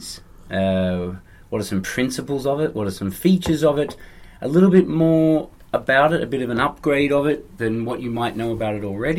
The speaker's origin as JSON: {"language": "English", "country": "Australia", "said": "Australia, mate."}